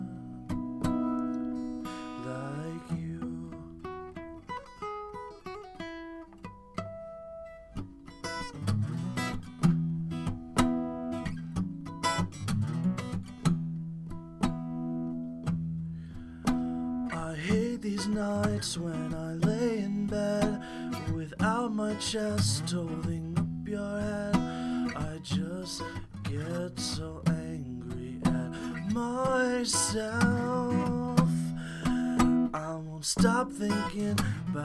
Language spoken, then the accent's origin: English; Goodrich, Michigan, United States; moved away as an adult; now in Mount Pleasant, United States; I've played back at home in my hometown